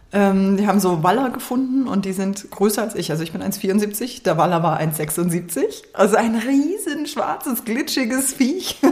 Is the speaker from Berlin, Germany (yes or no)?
no; Germering, Bavaria, Germany; ich komme aus Germering